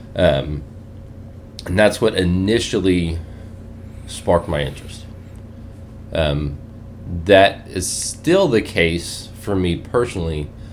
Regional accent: South Alabama, United States; moved away as an adult; now in Grand Junction, United States; born and raised in South Alabama, uh, grew up youngest of seven

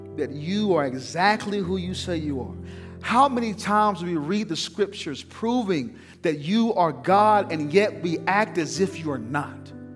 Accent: the South, United States; I'm from the South

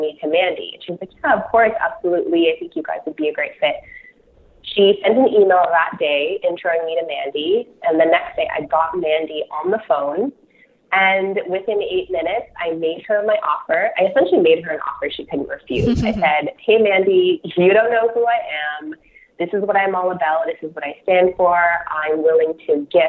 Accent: Toronto, Ontario, Canada; I'm from Toronto, so I don't have any Calgary connections

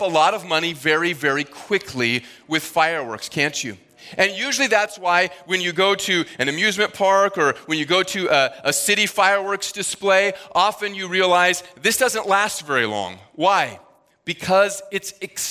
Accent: Midwest, United States; now in Northeast, United States; Where I grew up in the Midwest

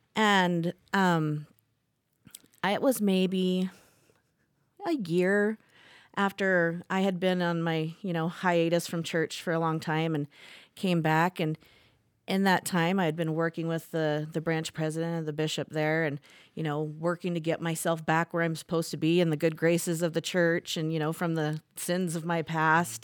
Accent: Indiana, United States; moved away as an adult; also born or lived in Las Vegas, Nevada; now in Saratoga Springs, Utah, United States; I was born in Las Vegas, and when I was three, my parents moved to Indiana. And so, I grew up in the mission field, you would call it, in the Mormon church, and grew up in Indiana

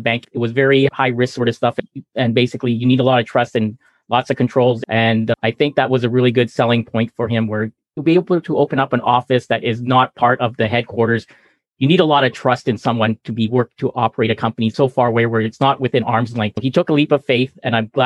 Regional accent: Edmonton, Alberta, Canada; moved away as an adult; now in Vancouver, Canada; I'm from Edmonton. I moved down to Vancouver in 1990

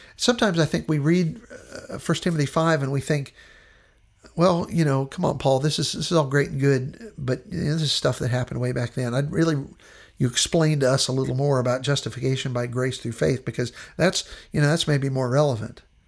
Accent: Western Pennsylvania, United States; where I grew up in Western Pennsylvania

